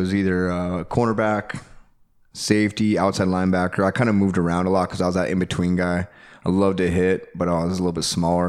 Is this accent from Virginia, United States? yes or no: no; Albuquerque, New Mexico, United States; Yeah, 505, baby. Yeah, Albuquerque, Burke.